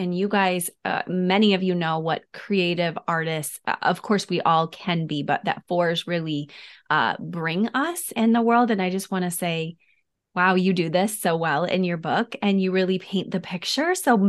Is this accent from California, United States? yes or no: no; Detroit, Michigan, United States; also born or lived in Wheaton; I know I was there because we're from Detroit and Wheaton.